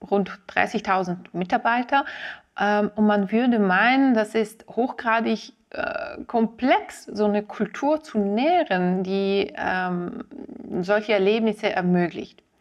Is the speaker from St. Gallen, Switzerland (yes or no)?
no; Ticino, Switzerland; Als Tessinerin fahre ich sehr oft Zug zwischen Locarno und, und Zürich.